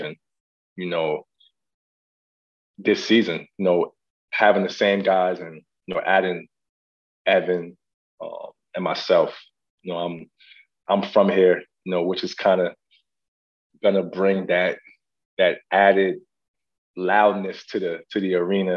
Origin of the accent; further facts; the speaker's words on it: New York, United States; I'm from New York